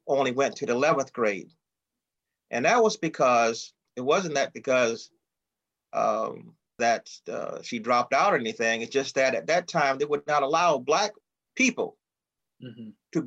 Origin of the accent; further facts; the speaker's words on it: Lake City, South Carolina, United States; we grew up in a small farm town, Lake City, South Carolina